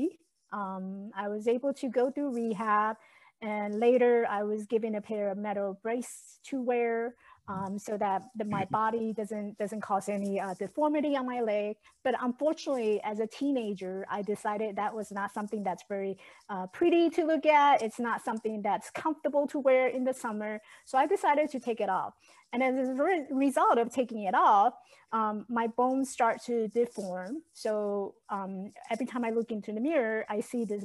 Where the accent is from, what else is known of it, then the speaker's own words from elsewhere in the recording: Taiwan; English is a second language; now in United States; I was born and raised in Taiwan.